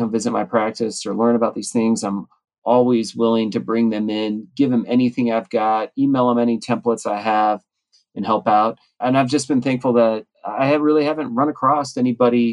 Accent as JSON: {"language": "English", "town": "Reno", "region": "Nevada", "country": "United States", "tie": "born or raised there", "said": "my hometown Reno"}